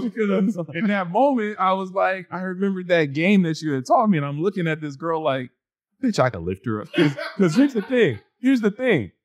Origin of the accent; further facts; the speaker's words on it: New York, United States; growing up in New York